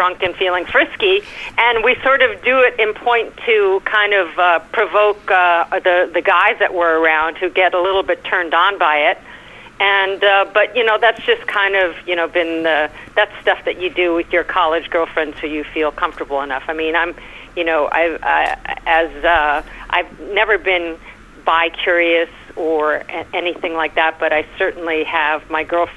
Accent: New York, United States; accent: New York; my New York accent, my American accent

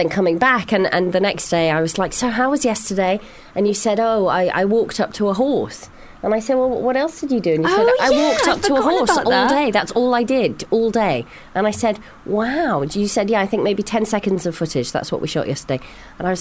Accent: Hong Kong; moved away; I grew up in a city. I grew up in Hong Kong

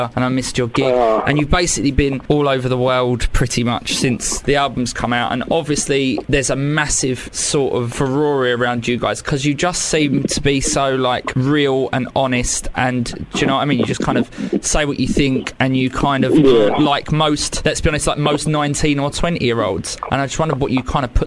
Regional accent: Bexley, London, United Kingdom; also born or lived in Brixton; now in London, United Kingdom; I'm not from Brixton, I'm from Bexleigh, but I live in Brixton

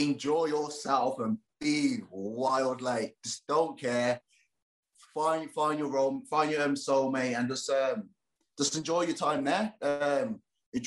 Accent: Birmingham, West Midlands, United Kingdom; because I'm from Birmingham, my accent is quite weird

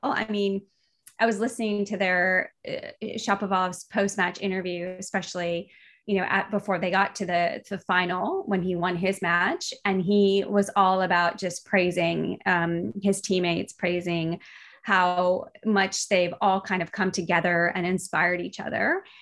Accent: United States; as an American

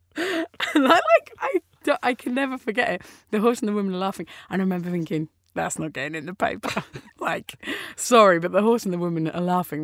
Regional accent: Orpington, London, United Kingdom; I grew up in Austin Road.

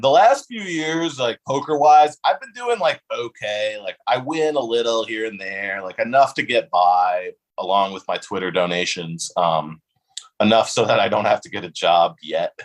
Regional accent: West Hartford, Connecticut, United States; also born or lived in Bloomfield, Connecticut; I actually don't live in West Hartford anymore, but I'm from West Hartford

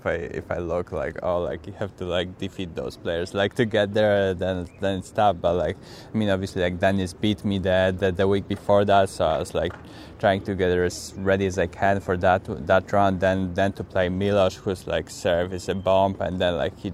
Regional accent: Poland; English is a second language; I'm from Poland, and most of the courts are clay court there.

